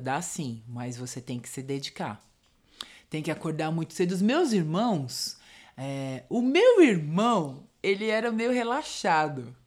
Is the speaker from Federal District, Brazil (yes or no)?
no; São Paulo, Brazil; also born or lived in Diadema; Eu sou do Ipiranga